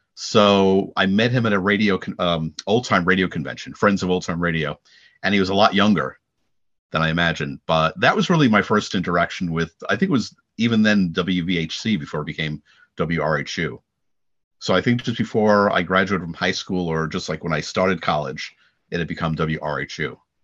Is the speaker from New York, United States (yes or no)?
yes; Long Island, New York, United States; I'm, I'm from Long Island